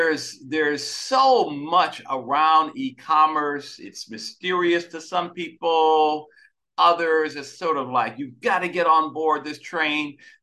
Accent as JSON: {"language": "English", "region": "Michigan", "country": "United States", "said": "I'm from Michigan, so we've got that Michigan connection."}